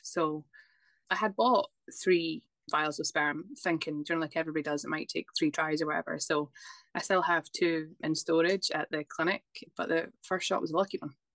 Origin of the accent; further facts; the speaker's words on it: Scotland, United Kingdom; now in Dublin, Ireland; I am originally from Scotland, but I live in Dublin.